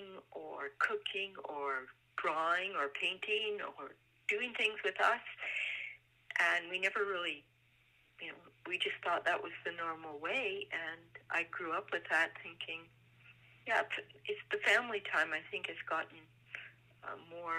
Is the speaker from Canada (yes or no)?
yes; Vernon, British Columbia, Canada; also born or lived in Europe; I was born in Vernon